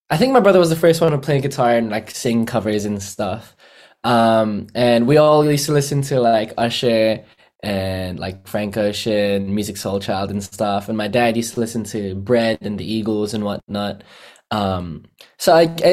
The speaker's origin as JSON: {"language": "English", "town": "Sydney", "region": "New South Wales", "country": "Australia", "tie": "born or raised there", "said": "I was born in Australia, so Sydney, Australia, Western Sydney, and pretty much been there my whole life"}